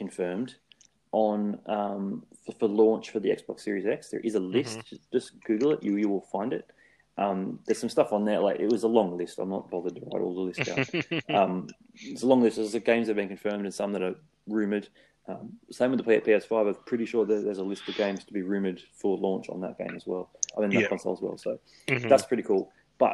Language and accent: English; Australia; being an Aussie